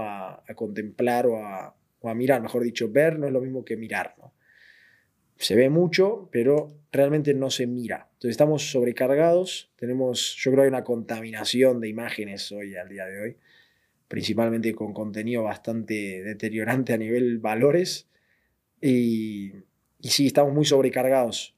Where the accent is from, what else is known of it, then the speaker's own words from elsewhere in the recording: southern Buenos Aires, Argentina; moved away as an adult; also born or lived in Madrid, Spain; now in Spain; Yo nací en Buenos Aires, en zona sur de Buenos Aires